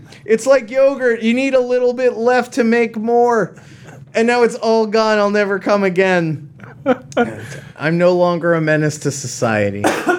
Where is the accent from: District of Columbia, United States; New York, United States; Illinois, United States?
New York, United States; because I'm from New York.